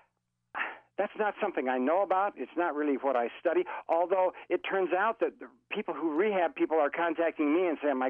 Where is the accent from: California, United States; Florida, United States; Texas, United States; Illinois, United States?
Florida, United States; I'm from Florida